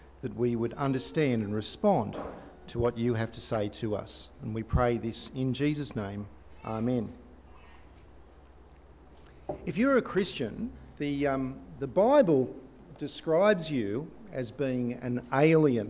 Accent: Australia; we are Australians

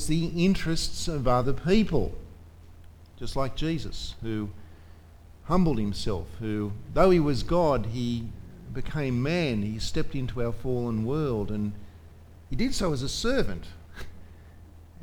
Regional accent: Australia; as an Australian

